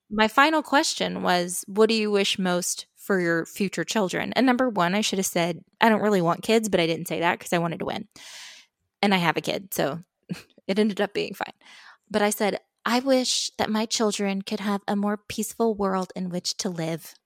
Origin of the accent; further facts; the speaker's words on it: Austin, Indiana, United States; moved away as an adult; the reigning sesquicentennial queen of the city of Austin, Indiana